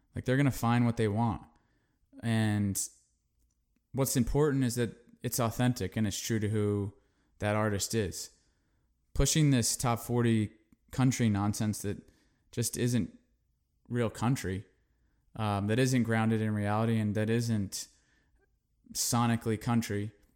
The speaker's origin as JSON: {"language": "English", "region": "California", "country": "United States", "tie": "born or raised there", "said": "a kid that grew up in California, very, I'm a city kid"}